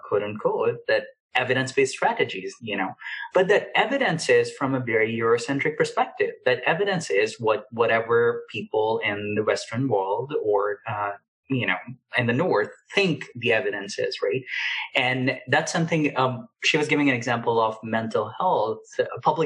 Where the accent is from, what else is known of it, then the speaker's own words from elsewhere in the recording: Pakistan; moved away; I grew up in Pakistan